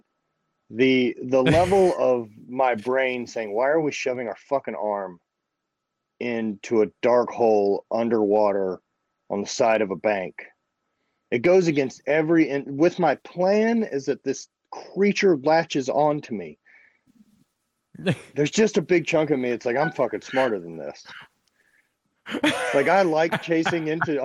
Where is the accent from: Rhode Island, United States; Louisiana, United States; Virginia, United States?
Louisiana, United States; growing up in Louisiana